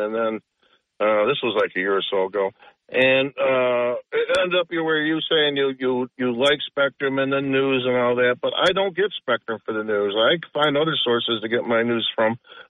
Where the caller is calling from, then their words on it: Binghamton, New York, United States; … from Binghamton.